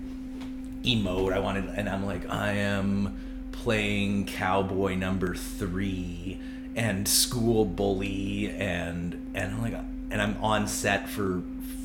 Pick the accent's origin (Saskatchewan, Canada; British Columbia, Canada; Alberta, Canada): British Columbia, Canada; Vancouver; now in Charlottetown, Canada; I'm originally from Vancouver